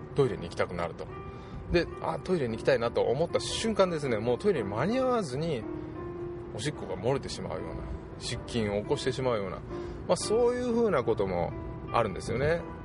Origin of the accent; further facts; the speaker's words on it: Japan; also born or lived in Osaka; うちの田舎から近いんですけども、えー、熊野